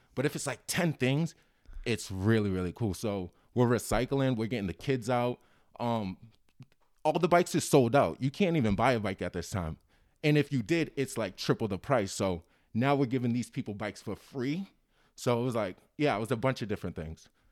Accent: Cambridge, Massachusetts, United States; I grew up in Cambridge.

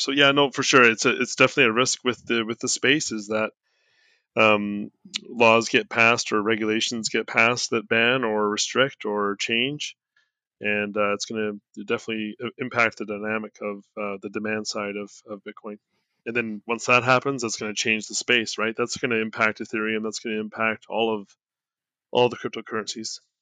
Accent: Canada; I'm Canadian

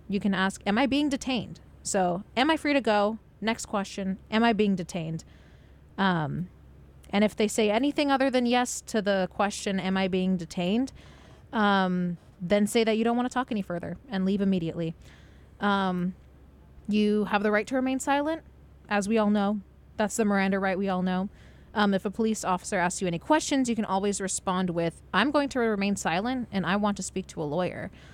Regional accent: Los Angeles, California, United States; my hometown, like um, like Los Angeles city

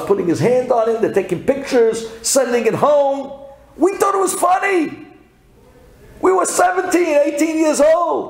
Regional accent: New York City, New York, United States; also born or lived in Jerusalem, Israel; you're coming from Brooklyn

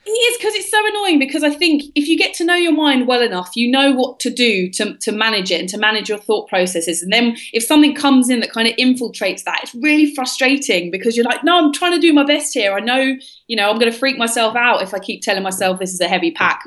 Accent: London, United Kingdom; I was raised in London in the UK

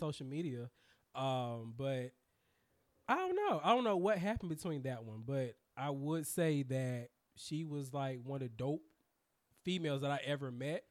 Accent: Durham, North Carolina, United States; also born or lived in Raleigh, North Carolina; I rep Durham because I feel like that's the hometown

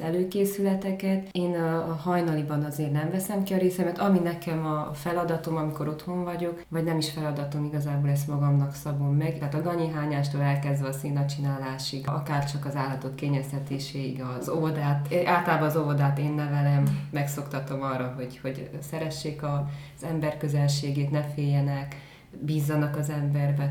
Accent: Gyergyóújfalu, Harghita County, Romania; Erdélyben egy viszonylag nagy településben egy új falu, igazából egy község

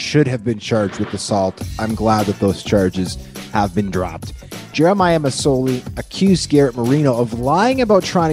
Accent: Winnipeg, Manitoba, Canada; I grew up, born and raised in Winnipeg.

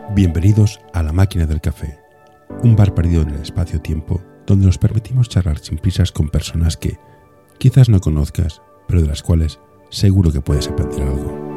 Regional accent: Barcelona, Catalonia, Spain; yo soy, de Horta

